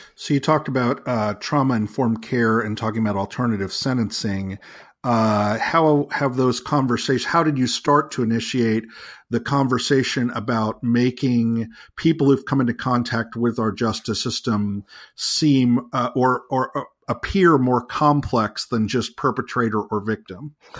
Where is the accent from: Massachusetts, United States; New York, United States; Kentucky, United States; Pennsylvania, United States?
New York, United States; New York City; I was born in New York City myself